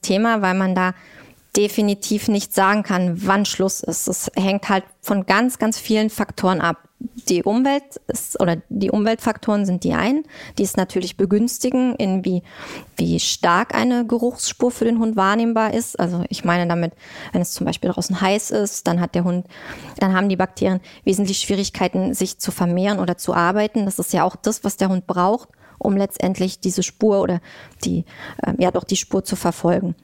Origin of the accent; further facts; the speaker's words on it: Thuringia, Germany; moved away as an adult; now in Berlin, Germany; komme ich aus Thüringen